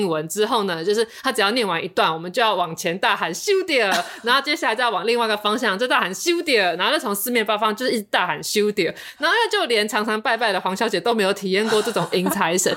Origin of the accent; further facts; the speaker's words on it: Xinzhuang, New Taipei, Taiwan; 我其实是来自新庄的